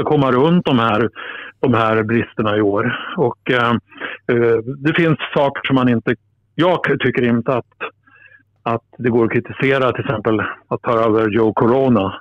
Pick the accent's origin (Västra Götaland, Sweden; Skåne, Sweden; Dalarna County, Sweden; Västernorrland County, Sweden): Västernorrland County, Sweden; Alnö; började åka själv in från Alnö där jag växte upp för att se matcher